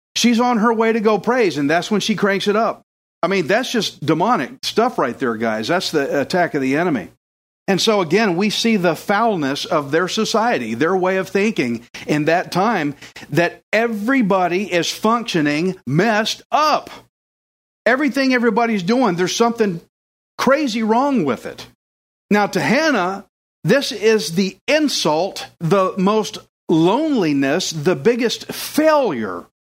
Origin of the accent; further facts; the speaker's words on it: Texas, United States; I'm from Texas, I'm redneck as it gets